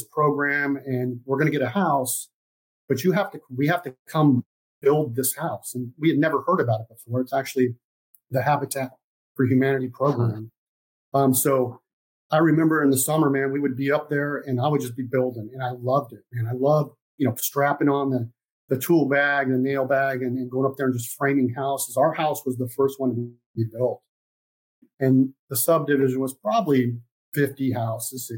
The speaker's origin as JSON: {"language": "English", "town": "Los Angeles", "region": "California", "country": "United States", "said": "I'm originally from Los Angeles, California"}